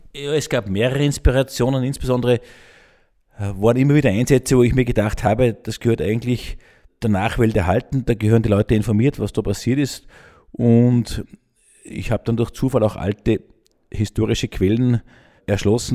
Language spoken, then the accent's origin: German; Gmunden, Upper Austria, Austria; ich bin gebürtiger Gmundner, bin mit sechs das erste Mal am Traunstein gewesen